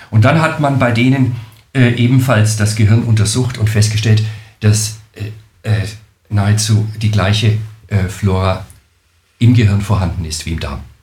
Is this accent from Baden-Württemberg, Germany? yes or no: no; Nuremberg, Bavaria, Germany; accent: Franconian; ich komme aus Deutschland, genauer gesagt aus Franken-Nürnberg, was man äh, wohl hören kann an meinem Akzent